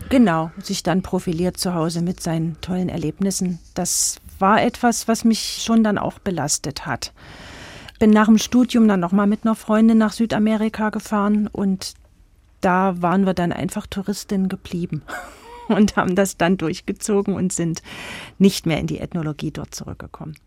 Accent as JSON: {"language": "German", "region": "East Germany", "country": "Germany", "lives_now": "Eisenach, Germany", "said": "ich habe mich als Ostdeutscher fremd im Osten gefühlt"}